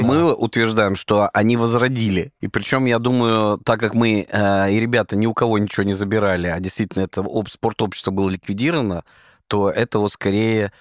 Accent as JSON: {"language": "Russian", "region": "Saint Petersburg", "country": "Russia", "said": "мы такие же петербуржцы"}